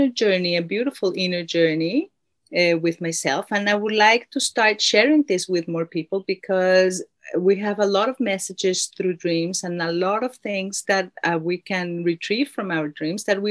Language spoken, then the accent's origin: English; Mexico City, Mexico; now in New Zealand; I was born in Mexico City